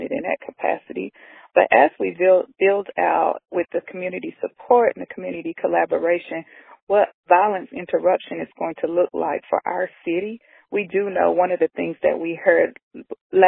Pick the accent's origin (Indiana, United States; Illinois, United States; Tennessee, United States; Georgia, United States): Tennessee, United States; Knoxville; I'm a native from Knoxville